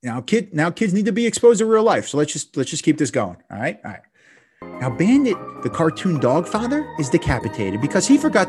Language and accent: English; Plantation, Florida, United States; also born or lived in New Jersey / West Virginia; I'm from Florida, right? Well, I'm from Jersey, I'm from West Virginia, I'm from all over, but you know, I claim Plantation, Broward County, South Florida.